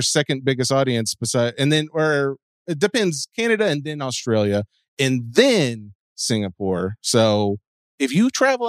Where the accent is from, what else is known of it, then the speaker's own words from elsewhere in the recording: Hendersonville, Tennessee, United States; I was born and raised in Hendersonville.